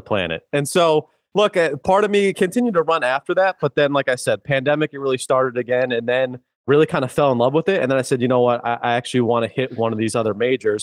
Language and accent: English; Worcester, Massachusetts, United States; I'm an Irish kid from Worcester